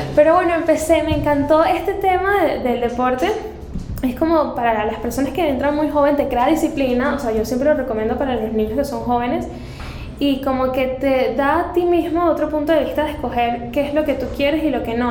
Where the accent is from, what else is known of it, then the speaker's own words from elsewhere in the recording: Caracas, Capital District, Venezuela; moved away as an adult; now in Panama; yo soy de Venezuela, yo nací en Caracas